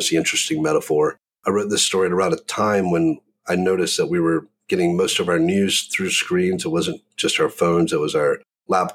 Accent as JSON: {"language": "English", "region": "the South", "country": "United States", "tie": "born or raised there", "said": "growing up in the South"}